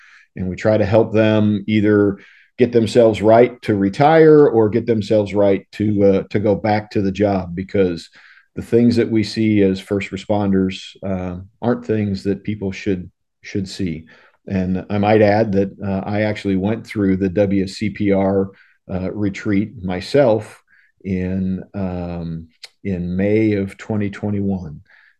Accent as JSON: {"language": "English", "town": "St. Louis", "region": "Missouri", "country": "United States", "tie": "born there", "said": "I was a U.S. citizen because I was born in St. Louis, and I could come back here if I wanted"}